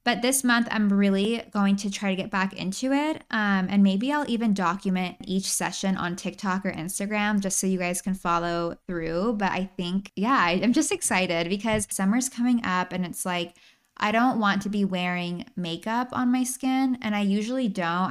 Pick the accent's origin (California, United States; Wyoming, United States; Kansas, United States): California, United States; San Luis Obispo; My hometown, San Luis Obispo, amazing place for a weekend getaway. You have beaches, you have mountains, you have downtown Slough. I actually grew up there